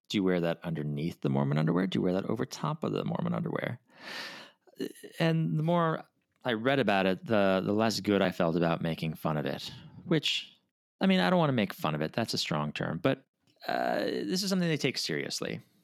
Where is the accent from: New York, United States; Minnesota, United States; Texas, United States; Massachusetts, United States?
Minnesota, United States; I'm from Minnesota